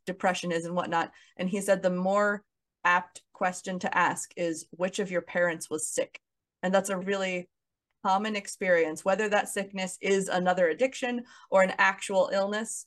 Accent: Kansas City, United States; moved away as an adult; also born or lived in Los Angeles, California; my hometown of Kansas City

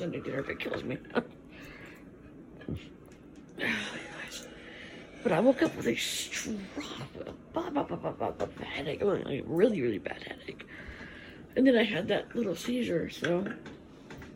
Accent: Winnipeg, Manitoba, Canada; also born or lived in Toronto; we're from Winnipeg

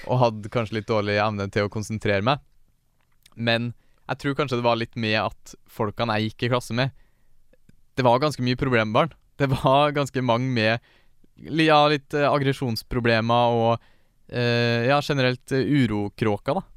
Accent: Steinkjer, Trøndelag, Norway; Jeg er født og oppvokst i Steinkjer

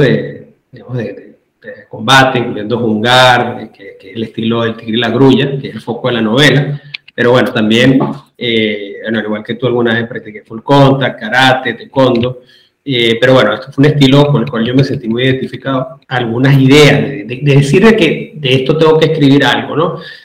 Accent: Caracas, Capital District, Venezuela; now in Madrid, Spain; soy venezolano, nací en Caracas, actualmente resido en Madrid

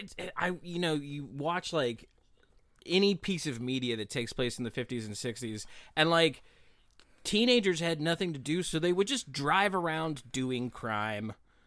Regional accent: West Virginia, United States; I grew up near Blackwater Falls, which is named as such because the acid from the hemlock trees and the hemlock roots, it's just a naturally high in acid tree, gets into the water and makes it look black and sludgy

